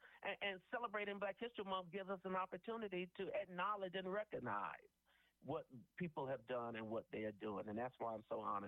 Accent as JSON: {"language": "English", "town": "Atlanta", "region": "Georgia", "country": "United States", "tie": "born or raised there", "said": "I'm a native of Atlanta, born and bred in Atlanta, born not a Grady baby. I'm at McClendon Hospital, which is a little further down, MLT, used to be Hunter Street."}